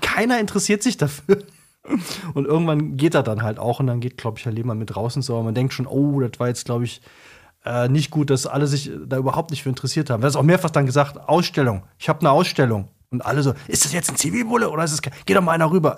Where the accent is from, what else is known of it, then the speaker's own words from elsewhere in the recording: Cologne, North Rhine-Westphalia, Germany; also born or lived in Bremen; als Kölner